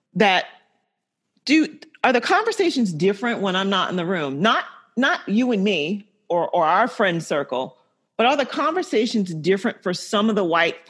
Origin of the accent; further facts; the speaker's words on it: the South, United States; I grew up in the South.